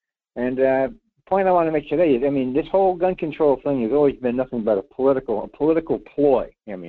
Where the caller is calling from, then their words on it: Rhode Island, United States; Hey, I'm …. … in Rhode Island. How you been?